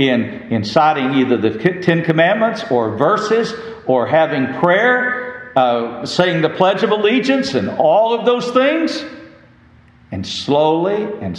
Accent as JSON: {"language": "English", "region": "West Texas", "country": "United States", "tie": "born or raised there", "said": "I grew up in West Texas"}